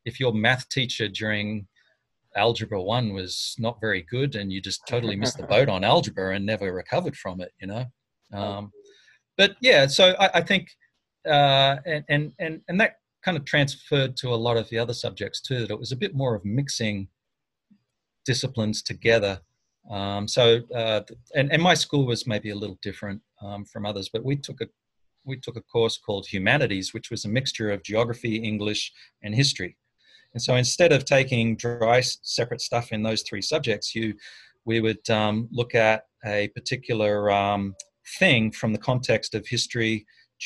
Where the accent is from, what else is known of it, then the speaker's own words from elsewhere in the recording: Armidale, New South Wales, Australia; moved away as an adult; now in United States; my hometown is a place called Armidale.